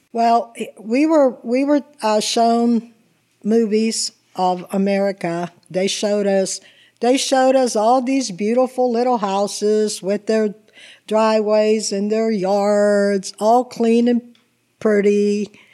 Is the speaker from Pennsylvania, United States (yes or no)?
yes; Swissvale, Pennsylvania, United States; English is a second language; also born or lived in Italy / Chicago / New Jersey; I grew up after we arrived from Italy. I grew up in Swiss Bell